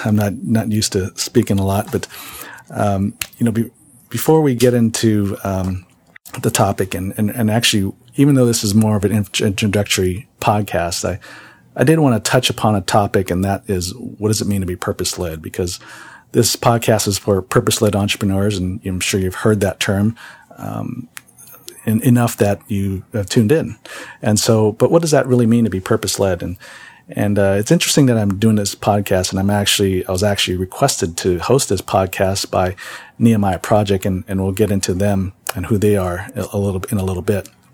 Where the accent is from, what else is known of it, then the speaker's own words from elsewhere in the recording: San Jose, California, United States; also born or lived in Kohala, Hawaii; I really did my growing up years really in San Jose, California. Um, that's where I grew up